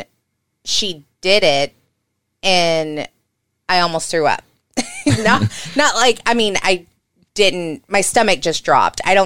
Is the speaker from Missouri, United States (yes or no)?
yes; Alton, Missouri, United States; I'm from Alton.